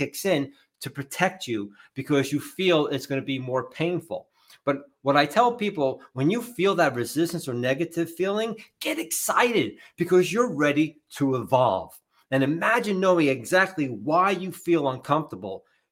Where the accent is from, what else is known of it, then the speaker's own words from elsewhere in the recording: New Jersey, United States; I'm from Jersey